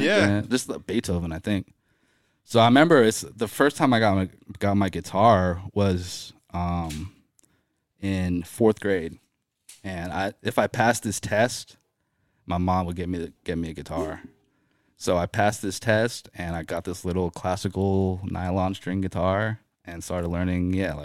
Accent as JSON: {"language": "English", "town": "Bowie", "region": "Maryland", "country": "United States", "tie": "born or raised there", "also_born_or_lived": "Silver Spring, Maryland", "said": "But then yes, grew up in Bowie, Maryland. Pretty much my whole life."}